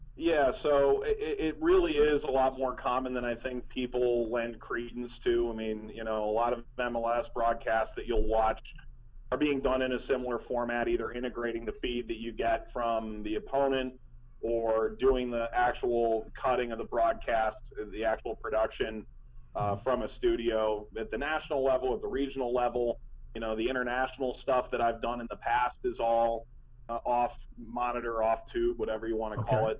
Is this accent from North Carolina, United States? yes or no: no; Cleveland, Ohio, United States; moved away as an adult; also born or lived in New York; now in New York area, United States; grew up in Cleveland